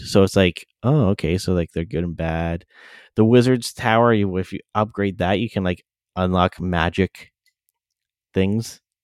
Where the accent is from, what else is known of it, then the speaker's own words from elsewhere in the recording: London, Ontario, Canada; the London airport, my hometown